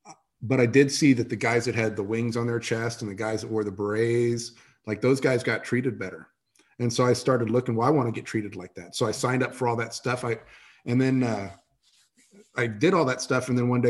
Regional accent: San Antonio, Texas, United States; I grew up in San Antonio, Texas.

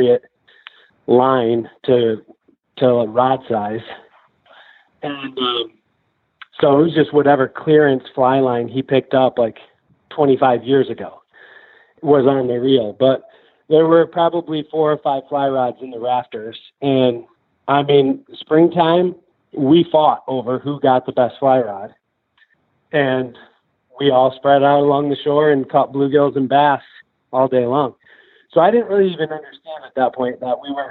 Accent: southwest Michigan, United States; moved away as an adult; also born or lived in Grand Rapids, Michigan / Montana; We grew up on Millhouse Bayou in southwest Michigan

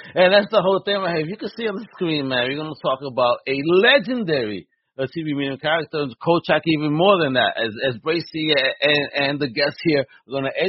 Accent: New York City, New York, United States; born or raised there

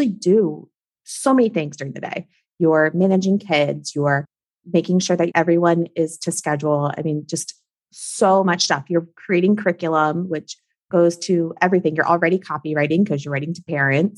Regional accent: Maryland, United States; now in South Florida, United States; I'm from Maryland. I grew up in Maryland. My whole family's there.

